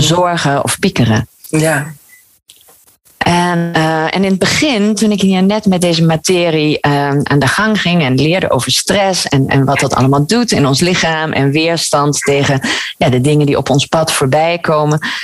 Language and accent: Dutch; Gouda, South Holland, Netherlands; now in Maastricht, Netherlands; ik kom oorspronkelijk uit, uh, uit Gouda.